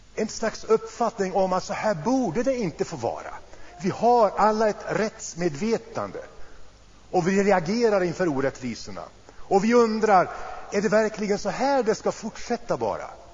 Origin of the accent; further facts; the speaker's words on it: Sweden; vi här hemma i Sverige